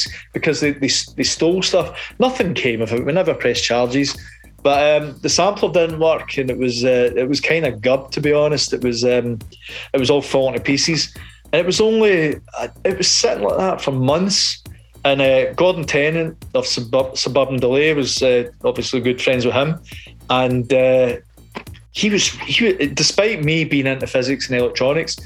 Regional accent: Cumbernauld, Scotland, United Kingdom; I was from Cumbernauld.

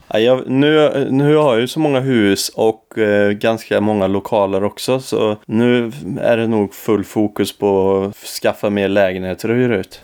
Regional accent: Forshaga, Värmland, Sweden; huset mitt emot min mor och far på gatan där jag är uppvuxen

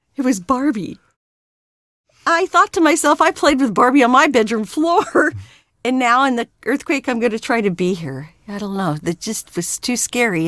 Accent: California, United States; also born or lived in Pennsylvania; I came out to California when I was five years old and have not gone ba-, gone back yet

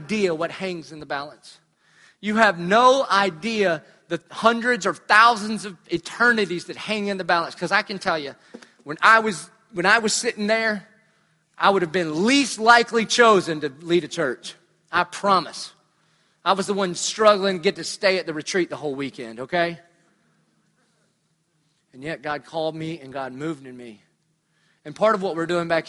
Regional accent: Dillon, United States; moved away; I'm from Dillon.

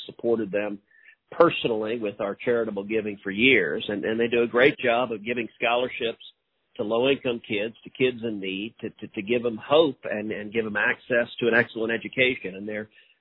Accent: Houston, Texas, United States; I grew up in Houston, grew up doing more fishing than hunting.

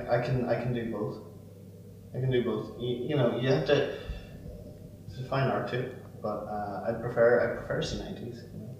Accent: Canada; Well, I'm a Canadian.

